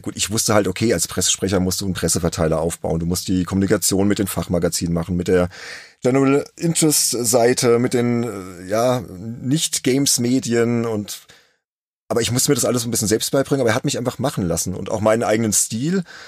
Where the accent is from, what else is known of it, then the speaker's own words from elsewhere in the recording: Worms, Rhineland-Palatinate, Germany; ein gebürtiger Wormser, ja, genauso wie ich